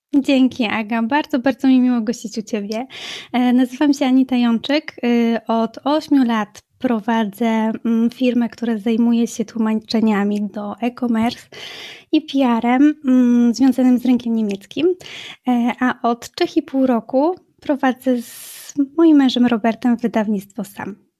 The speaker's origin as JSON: {"language": "Polish", "town": "Racibórz", "region": "Silesian Voivodeship", "country": "Poland", "tie": "born or raised there", "also_born_or_lived": "Wrocław / Germany", "moved": "as an adult", "lives_now": "Racibórz, Poland", "said": "do Raciborza, do mojej rodzinnej miejscowości"}